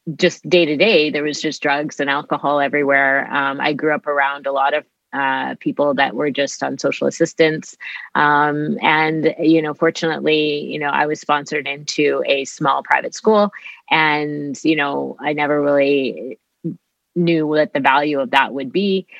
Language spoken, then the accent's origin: English; Winnipeg, Manitoba, Canada; I grew up here in Winnipeg.